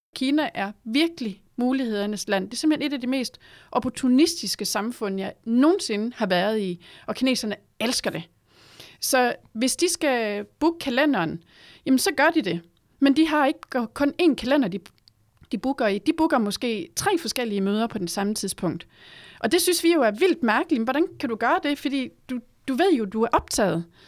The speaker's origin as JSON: {"language": "Danish", "country": "Denmark"}